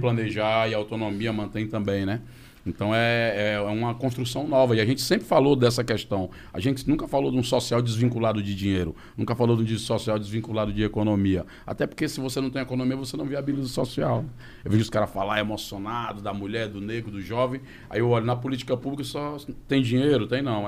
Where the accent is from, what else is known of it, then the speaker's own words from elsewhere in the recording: Fortaleza, Ceará, Brazil; Eu venho de Fortaleza, lá das quadras.